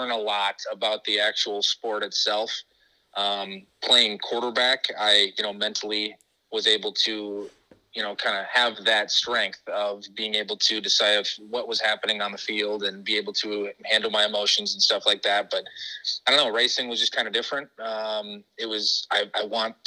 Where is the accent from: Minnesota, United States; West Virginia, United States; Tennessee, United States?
Minnesota, United States; Arlington; now in Rochester, United States; I am from Arlington, Minnesota originally. I then moved to Minnetonka, and that's where I played football and did all that stuff up there